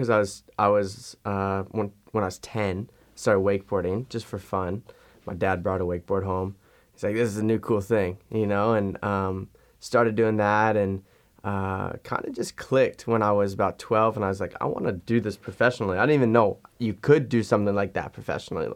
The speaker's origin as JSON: {"language": "English", "town": "Fort Lauderdale", "region": "Florida", "country": "United States", "tie": "born or raised there", "lives_now": "Orlando, United States", "said": "I live in Orlando, Florida. I grew up in Fort Lauderdale, Florida"}